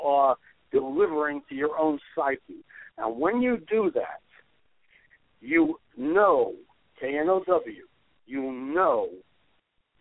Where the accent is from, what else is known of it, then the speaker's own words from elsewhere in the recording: New York City, New York, United States; I grew up in Brooklyn.